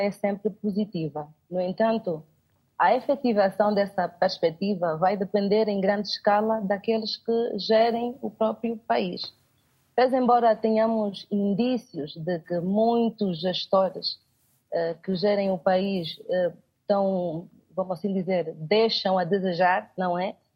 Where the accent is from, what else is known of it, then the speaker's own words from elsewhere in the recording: Angola; como angolana, enquanto angolana, enquanto jovem